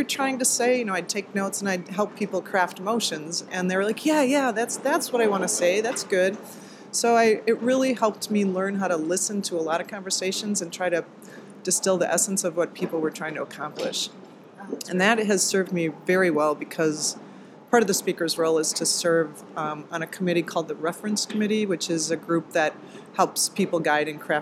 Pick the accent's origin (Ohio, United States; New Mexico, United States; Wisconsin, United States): Wisconsin, United States; I'm from Wisconsin